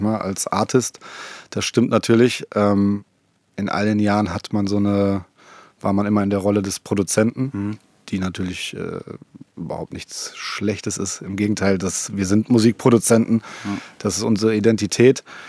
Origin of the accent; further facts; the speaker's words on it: Essen, North Rhine-Westphalia, Germany; wir kommen ja beide aus Essen